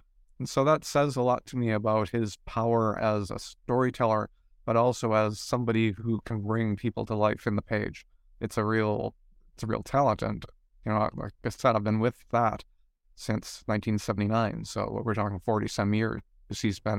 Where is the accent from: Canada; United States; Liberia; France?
Canada; New Brunswick; And I come from Eastern Canada, a province called New Brunswick, shares a border with Maine.